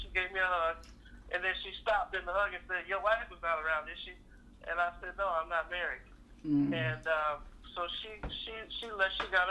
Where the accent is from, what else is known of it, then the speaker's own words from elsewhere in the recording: Oakland, California, United States; Born and raised in Oakland. Most people think I'm from Texas. I go back and forth so much that I start to develop an accent.